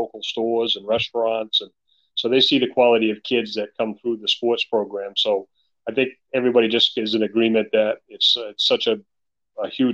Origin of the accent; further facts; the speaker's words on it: East Millinocket, Maine, United States; also born or lived in Dexter, Maine; the community I grew up in East Millinocket, is a mill